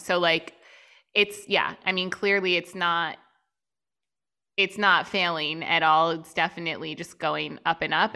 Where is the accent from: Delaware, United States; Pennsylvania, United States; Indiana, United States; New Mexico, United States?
Pennsylvania, United States; outside Philadelphia; moved away as an adult; also born or lived in Chicago; just outside Philly.